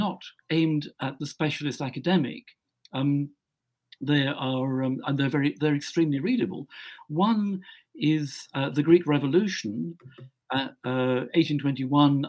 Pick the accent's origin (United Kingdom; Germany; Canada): United Kingdom; Scotland; now in England, United Kingdom; I'm a Scot, and I come from Scotland. I live in England